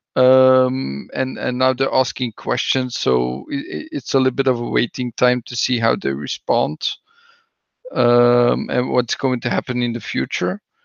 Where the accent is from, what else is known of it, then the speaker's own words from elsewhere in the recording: Belgium; English is a second language; that's what we do somewhat in Belgium. with my accent